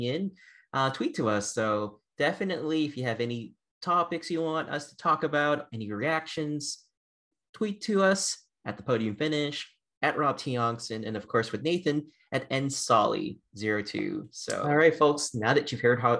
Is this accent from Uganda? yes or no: no; Boston, Massachusetts, United States; now in Texas, United States; I was from the Boston area for many years. So even though I live here in Texas